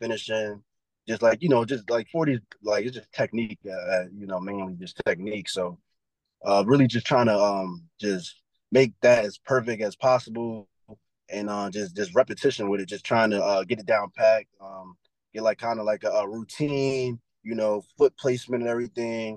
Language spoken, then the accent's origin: English; New York City, New York, United States; moved away as an adult; I'm from Brooklyn, New York